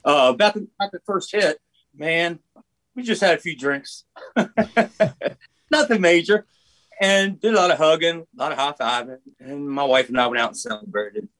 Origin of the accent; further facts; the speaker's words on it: Maryland, United States; now in Nashville, United States; Eric and I grew up in Maryland